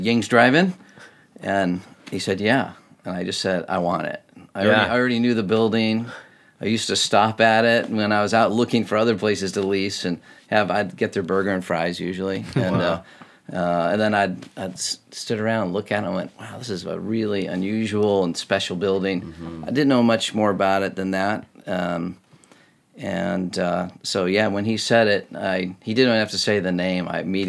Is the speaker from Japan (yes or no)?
yes; Japan; now in Seattle, United States; I'm like, I actually moved here from Japan, you know, and I have this weird kind of backstory, I suppose, but I guess I'm a Seattleite now